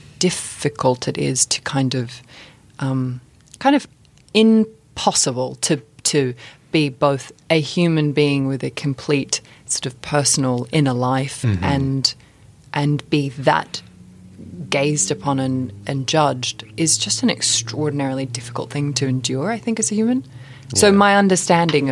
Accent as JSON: {"language": "English", "country": "Australia", "tie": "born or raised there", "moved": "yes", "lives_now": "London, United Kingdom", "said": "being the age I am and growing up in Australia."}